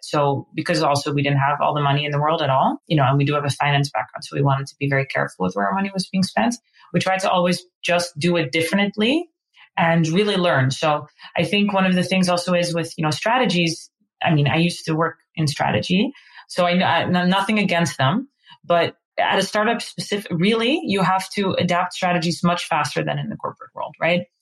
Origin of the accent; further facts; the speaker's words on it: Amsterdam, North Holland, Netherlands; moved away as an adult; now in New York, United States; I'm originally from Amsterdam. Um, we've been now in New York for around 10 years